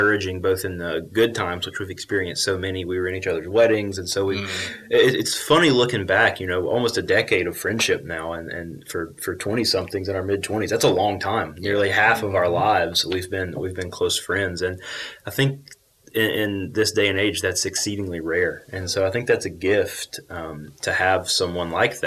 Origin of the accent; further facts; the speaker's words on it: Clanton, Alabama, United States; I grew up in Clanton, Alabama, a small town in central Alabama